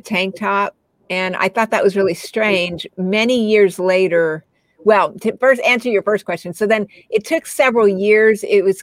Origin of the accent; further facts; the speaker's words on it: New Mexico, United States; moved away; also born or lived in Colorado Springs, Colorado; I grew up in New Mexico and we ended up moving off to Colorado Springs